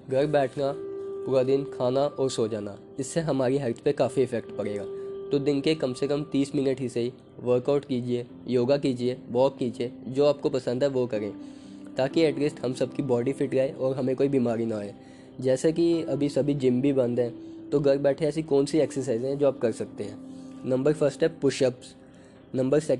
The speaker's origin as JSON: {"language": "Hindi", "town": "Jammu", "region": "Jammu and Kashmir", "country": "India", "said": "मैं जम्मू सिटी से बिलोंग करता हूँ जिसका एक और नाम है सिटी ऑफ टेम्पल्स जो कि फेमस है स्ट्रीट फूड के लिए"}